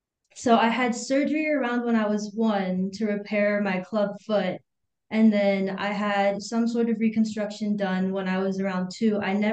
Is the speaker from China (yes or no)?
yes; Hangzhou, Zhejiang, China; born there; Yeah, so I was born in China in the city of Hangzhou, and I was with my biological mother for a little while